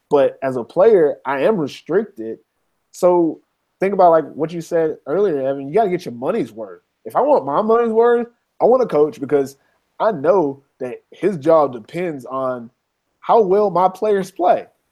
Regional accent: United States; now in Finland; I'm American. I live in Finland. I love being American

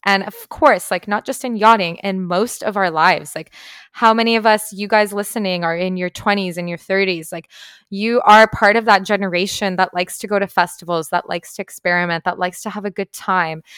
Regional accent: Canada; moved away as an adult; I was, like, a teenager growing up in Canada

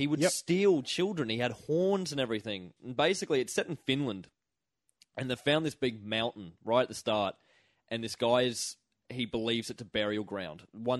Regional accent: Toowoomba, Queensland, Australia; where we grew up in Toowoomba

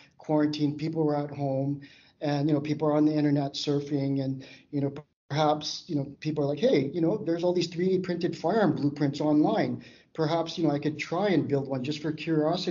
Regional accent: Canada; I'm from Canada

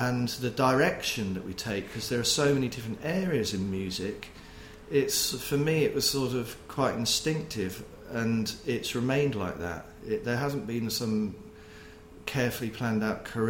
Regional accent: Poole, South West England, United Kingdom; moved away as an adult; also born or lived in Manchester; I was born and brought up in the Poole, Bournemouth area, south coast of England

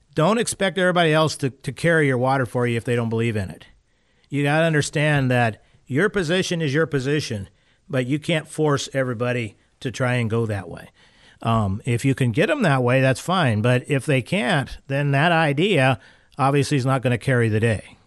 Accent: Valdez, Alaska, United States; I'm from Valdez

